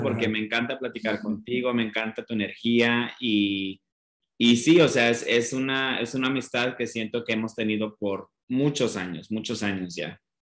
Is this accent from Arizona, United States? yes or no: no; Denver, Colorado, United States; moved away as an adult; also born or lived in Mexico City; nací en Denver